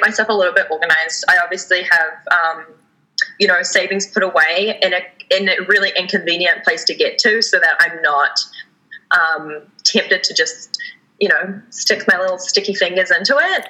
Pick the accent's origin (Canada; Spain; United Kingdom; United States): Canada; we have as Canadian citizens